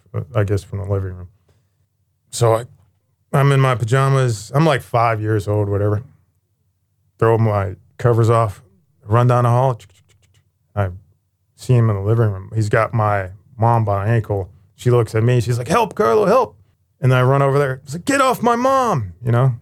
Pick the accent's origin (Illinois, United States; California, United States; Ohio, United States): Ohio, United States; Youngstown; I was born in Youngstown, Ohio